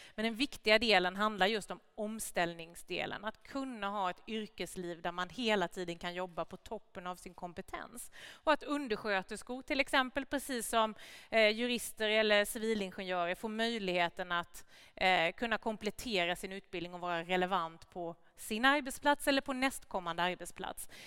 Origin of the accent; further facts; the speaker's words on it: Gnosjö, Jönköping County, Sweden; also born or lived in Värnamo; hela det industriklustret som jag kommer ifrån hemma i Gnosjö och Värnamo